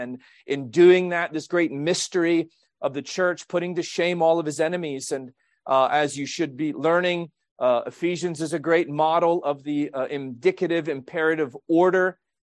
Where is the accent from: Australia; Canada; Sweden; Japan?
Canada; Quebec; moved away; I was born in Quebec, Canada.